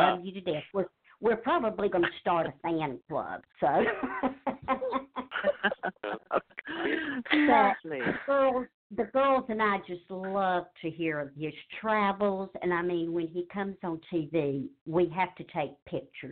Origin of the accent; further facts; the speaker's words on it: Charlotte, North Carolina, United States; now in Jesup, United States; I grew up in Charlotte, North Carolina